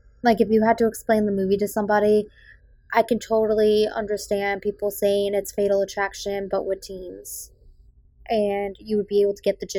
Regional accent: Massachusetts, United States; accent: Boston; I just worked very, very hard to get rid of my Boston accent. And it does still come out time to time.

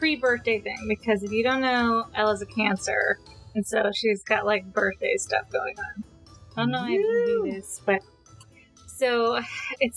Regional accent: California, United States; now in Oregon, United States; I am a woman who lives in Oregon now and is from California

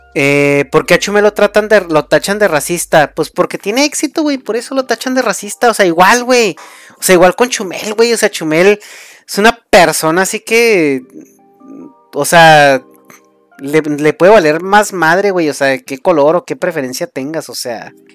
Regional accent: Mexico; soy mexicano

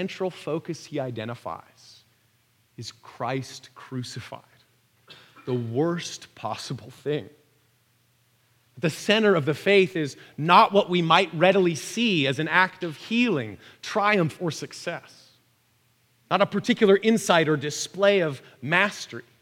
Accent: Vancouver, British Columbia, Canada; my hometown of Vancouver

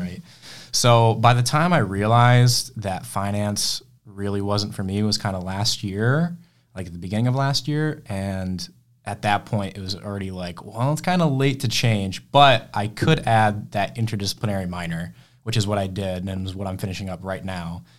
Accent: Rochester, New York, United States; I'm from Rochester originally

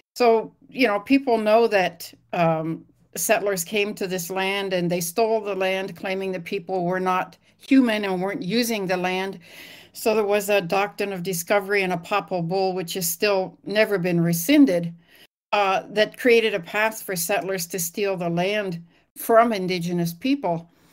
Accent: Lillooet, British Columbia, Canada; moved away as an adult; I grew up in Lillooet, British Columbia, in Canada, and I was about to leave my hometown

